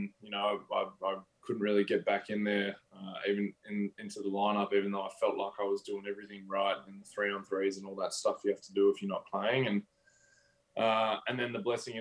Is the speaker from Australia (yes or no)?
yes; Australia; moved away as an adult; now in United States; being Australian